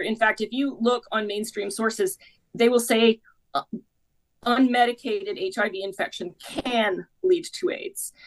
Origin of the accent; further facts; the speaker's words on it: Canada; I'm Canadian myself